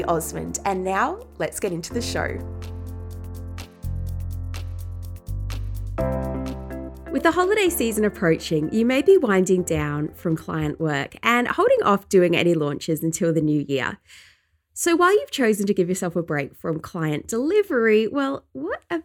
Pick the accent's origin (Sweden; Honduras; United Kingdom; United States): United Kingdom; England; now in Australia; where I grew up in England